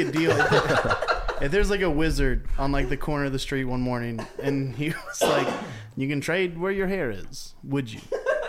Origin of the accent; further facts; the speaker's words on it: Hall County, Georgia, United States; I'm from Hall.